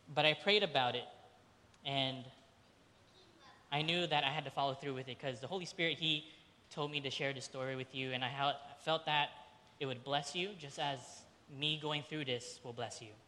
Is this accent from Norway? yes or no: no; Philippines; And for the majority of Filipinos, I'm Filipino if you didn't know that, um, you were most likely Catholic. It just so happened my mom's side of the family, we were the 10% Protestant that were in the Philippines.